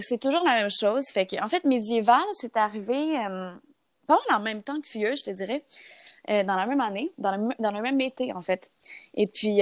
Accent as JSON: {"language": "French", "town": "Gatineau", "region": "Quebec", "country": "Canada", "moved": "as an adult", "lives_now": "Montreal, Canada", "said": "je viens de Gatineau. depuis euh, quelques années, depuis trois ans en fait, je suis à Montréal"}